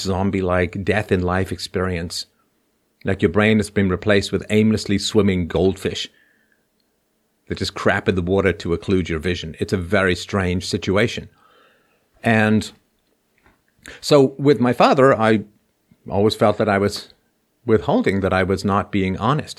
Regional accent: England, United Kingdom; also born or lived in Ireland; now in Canada; I was born in Ireland, grew up in England, moved to Canada

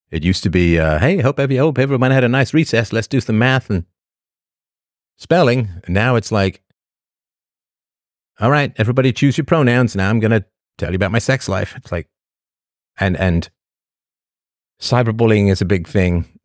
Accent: Newfoundland and Labrador, Canada; Oh, I'm from Newfoundland. I'm a cross between Trailer Park Boys and the Wildings from Game of Thrones.

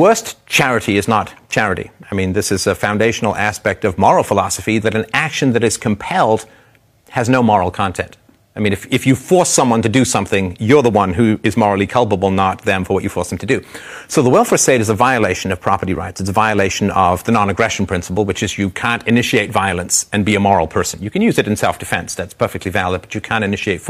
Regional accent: Ontario, Canada; I'm from Ontario

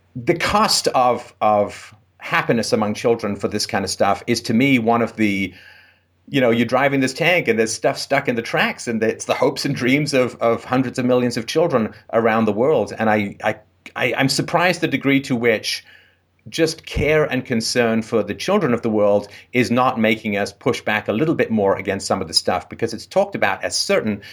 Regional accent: England, United Kingdom; I grew up in England in the, I was born in the late sixties

